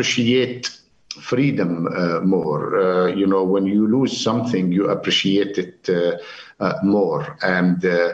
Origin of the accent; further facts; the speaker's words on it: Jericho, West Bank, Palestine; moved away as an adult; also born or lived in England / United States / United Arab Emirates; I was born and raised in Jericho.